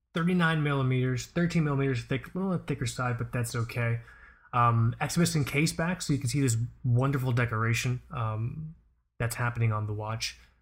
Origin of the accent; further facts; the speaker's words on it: Fort Lauderdale, Florida, United States; my parents are from Pakistan. I'm first generation here. And growing up in Fort Lauderdale